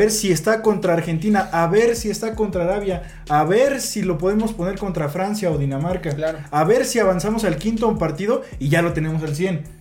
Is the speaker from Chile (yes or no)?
no; Mexico; Pero somos México, güey. Nuestro mundial dura tres partidos.